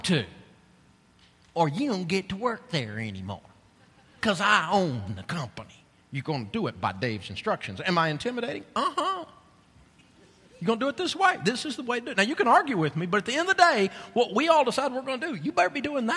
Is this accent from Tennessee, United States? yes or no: yes; Tennessee, United States; I'm from Tennessee